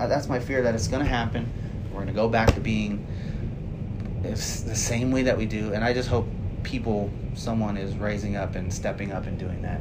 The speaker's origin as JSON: {"language": "English", "country": "United States", "said": "as American people."}